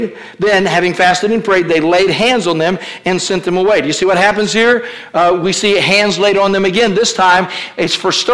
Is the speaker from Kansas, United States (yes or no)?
no; Kentucky, United States; I was raised in Kentucky